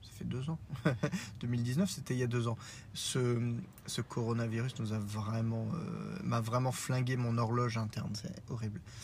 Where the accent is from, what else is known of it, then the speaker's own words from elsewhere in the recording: Lorraine, Grand Est, France; accent: Lorrain; mon accent lorrain un peu trop proéminent.